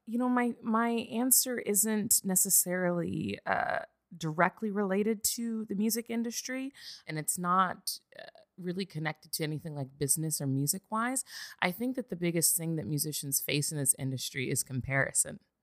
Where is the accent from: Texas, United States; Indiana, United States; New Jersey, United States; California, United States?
California, United States; Santa Barbara; moved away as an adult; also born or lived in Azusa, California; now in Los Angeles, United States; I'm originally from Santa Barbara, California